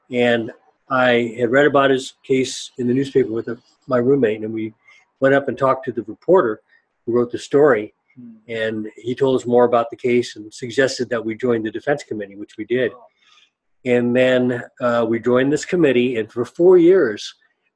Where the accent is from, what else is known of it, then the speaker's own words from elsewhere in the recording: Sacramento, California, United States; I grew up in Sacramento.